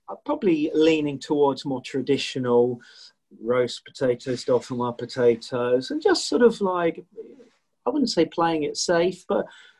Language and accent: English; England, United Kingdom; also born or lived in Leicestershire; me being English